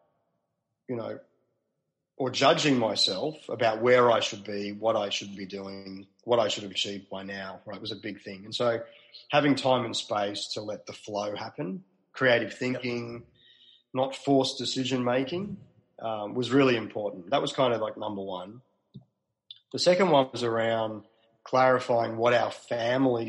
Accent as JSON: {"language": "English", "town": "Melbourne", "region": "Victoria", "country": "Australia", "also_born_or_lived": "Sydney", "moved": "as an adult", "lives_now": "Melbourne, Australia", "said": "So I'm from Melbourne originally"}